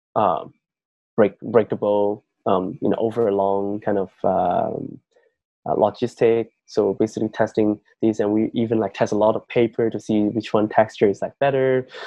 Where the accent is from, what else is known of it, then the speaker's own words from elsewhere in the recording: Yunnan, China; moved away; my hometown um, is in um, a province in mainland China called um, Yunnan